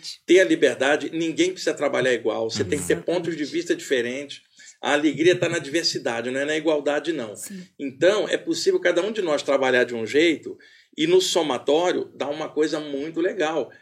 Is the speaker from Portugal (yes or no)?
no; Rio de Janeiro, Brazil; moved away as an adult; now in São Paulo, Brazil; Eu sou carioca e moro aqui em São Paulo há 30 anos